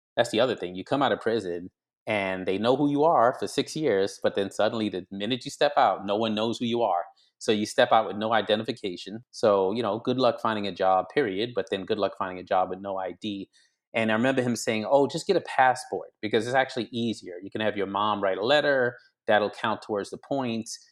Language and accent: English; New York City, New York, United States; also born or lived in Grenada; I was born in Brooklyn, New York, but my, uh, parents are from the Caribbean. Dad is white, mother is black, and so I lived the first nine years of my life in a small, on a small island called Grenada in the West Indies